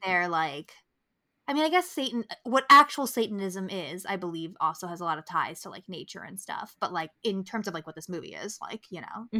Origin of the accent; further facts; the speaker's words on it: Albany, New York, United States; growing up in New York